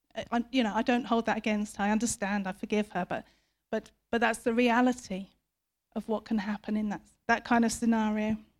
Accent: United Kingdom; we, as British people

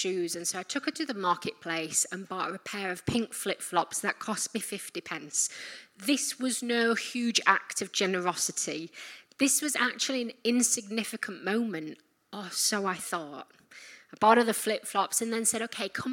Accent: Yorkshire and the Humber, United Kingdom; I'm from Yorkshire.

